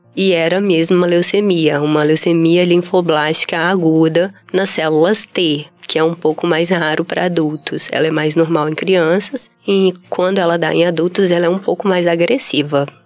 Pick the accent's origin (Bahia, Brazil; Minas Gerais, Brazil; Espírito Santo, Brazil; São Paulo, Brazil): Espírito Santo, Brazil; Vitória; sou daqui do Espírito Santo mesmo, nasci em Vitória, né? Natural de Vitória. Cresci e estudei em, em Vitória, em escolas públicas